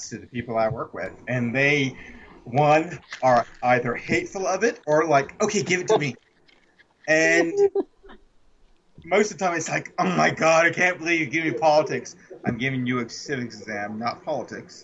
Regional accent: United States; Us as Americans

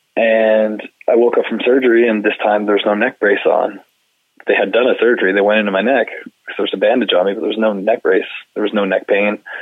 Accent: Canada; being Canadian

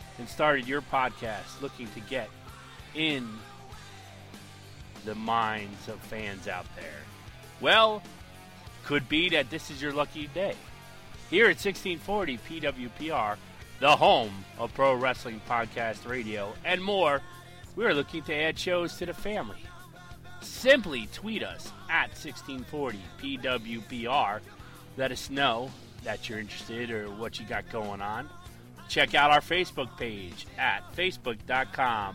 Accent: New Jersey, United States; I'm from New Jersey

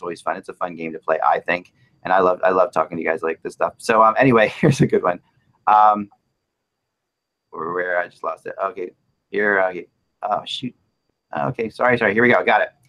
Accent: Philadelphia, Pennsylvania, United States; I'm from Philly, so I just put Yo in front of anything.

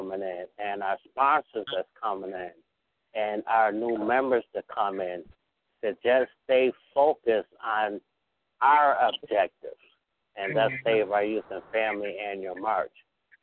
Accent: Utica, New York, United States; now in South Carolina, United States; I'm not originally from South Carolina. I'm from Utica, New York, outside of Syracuse

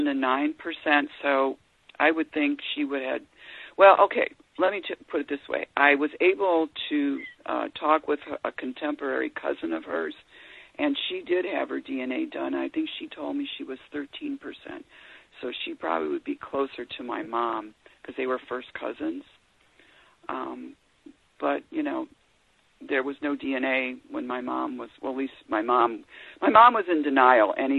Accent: Parma, Ohio, United States; moved away as an adult; also born or lived in Illinois; now in Chicago suburb, Illinois, United States; growing up, I grew up in Parma, Ohio, so that was all white, a white suburb of Cleveland

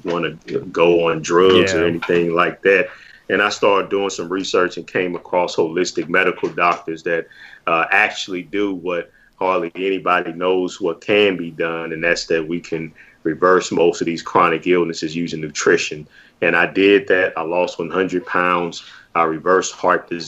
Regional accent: St. Louis, Missouri, United States; I'm born and raised in St. Louis, Missouri

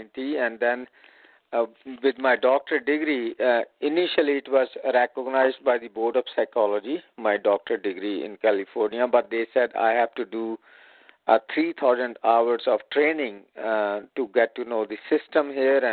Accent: India; moved away as an adult; also born or lived in Chandigarh; now in San Francisco, United States; I was born and raised in India

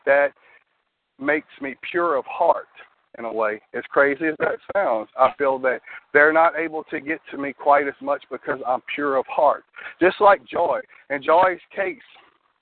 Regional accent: Louisiana, United States; I'm from Louisiana. I'm actually about 30 miles north of New Orleans

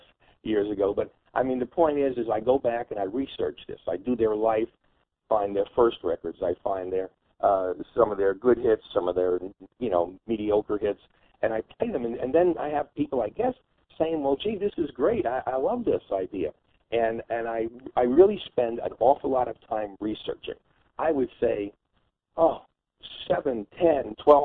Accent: New York City, New York, United States; I grew up in New York City

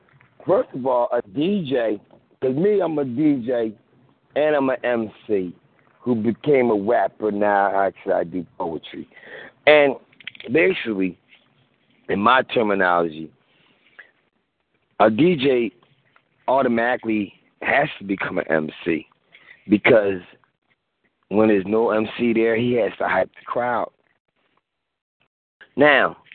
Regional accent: East Coast, United States; I'm from East Coast

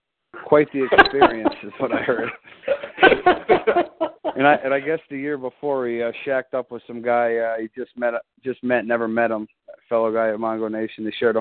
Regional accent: Milford, Connecticut, United States; I'm from Milford, obviously.

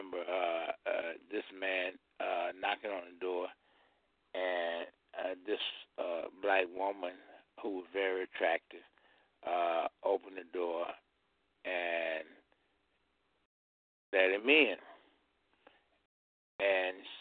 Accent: Georgia, United States; I grew up in Georgia

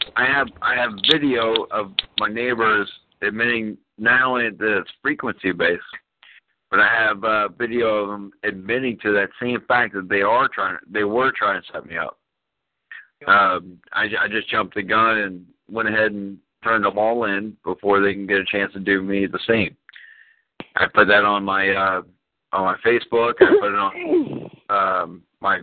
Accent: Dallas-Fort Worth area, Texas, United States; now in Florida, United States; I'm in Florida now, but I'm originally from Texas

